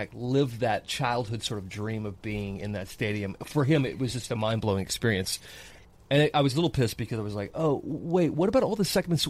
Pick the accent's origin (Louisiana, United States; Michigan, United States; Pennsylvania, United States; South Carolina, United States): South Carolina, United States; I'm from South Carolina.